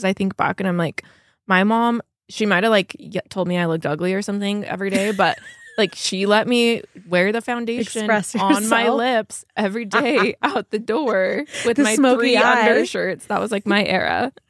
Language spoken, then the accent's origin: English; St. George, Utah, United States; We didn't have Hesh. Because I grew up in St. George.